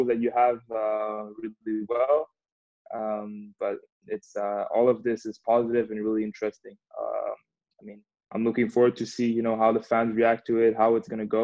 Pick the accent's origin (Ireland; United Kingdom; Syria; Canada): Canada; also born or lived in Montreal; growing up in Canada, I mean, I always skated, played a bit of hockey with my friends